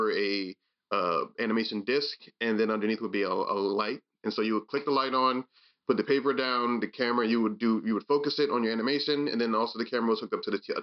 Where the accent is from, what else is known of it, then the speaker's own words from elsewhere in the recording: Maryland, United States; I'm from Maryland